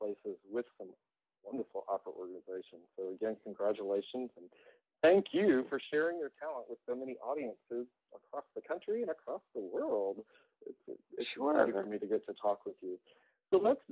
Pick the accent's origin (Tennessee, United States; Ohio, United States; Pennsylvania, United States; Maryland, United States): Tennessee, United States; Memphis; my hometown of Memphis